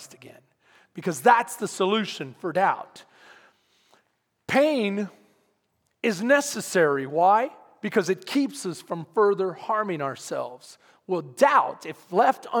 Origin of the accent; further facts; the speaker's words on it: Texas, United States; we're tough, Texans.